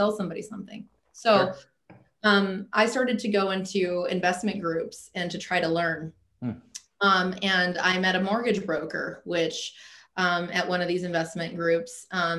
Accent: United States; also born or lived in Alaska; we're American and we didn't choose to be American

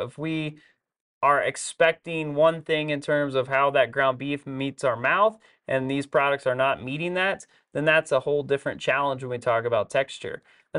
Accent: Texas, United States; we're from Texas, of course.

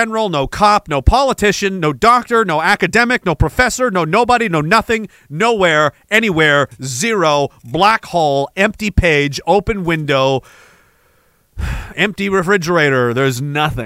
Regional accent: Canada; the thing I'm most proud of as a Canadian

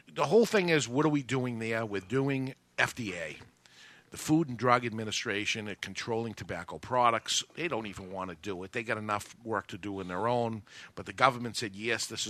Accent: New Hampshire, United States; I'm from New Hampshire

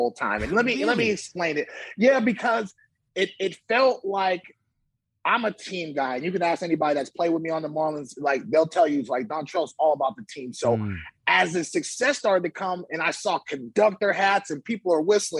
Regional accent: Bay Area, California, United States; growing up in the Bay Area, you know, I'm 7, 8 years old

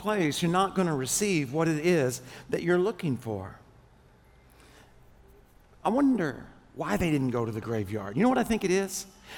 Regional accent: Arkansas, United States; I'm from Arkansas

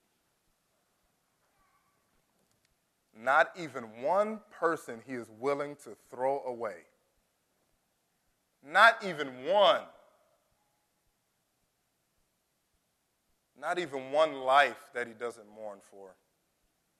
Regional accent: United States; as an American

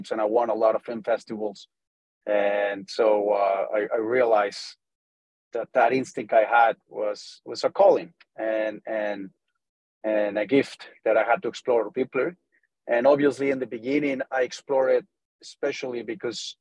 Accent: Tampico, Tamaulipas, Mexico; English is a second language; moved away as an adult; also born or lived in United States; I was born and raised in Mexico, in Tampico, Mexico. And I moved to the U.S. to learn English when I was around 18 years old

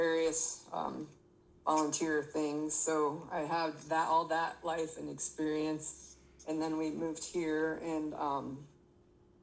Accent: Michigan, United States; moved away as an adult; now in Texas, United States; we're from Michigan, but I live in Texas for the last 10 years

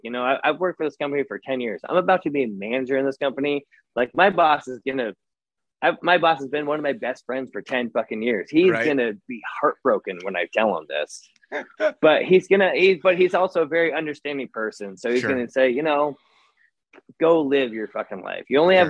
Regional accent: Massachusetts, United States; I'm from Massachusetts, Newark, and so that's where I'm gonna like travel back

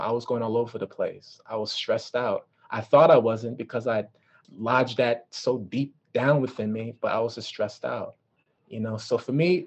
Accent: Washington, District of Columbia, United States; also born or lived in New York / California; I'm from DC. I was raised in DC.

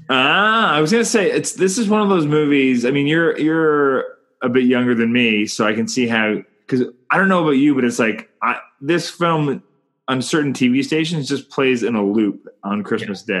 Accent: Canada; I'm Canadian filmmaker

